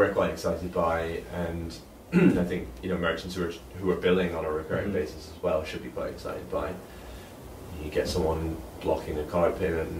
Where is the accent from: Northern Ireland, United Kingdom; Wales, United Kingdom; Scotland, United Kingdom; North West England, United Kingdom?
Scotland, United Kingdom; moved away; also born or lived in United States; I grew up in Scotland